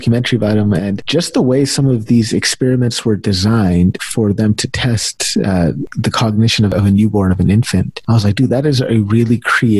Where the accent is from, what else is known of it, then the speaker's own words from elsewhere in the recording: California, United States; Growing up in California as a Indian male with an Indian mom.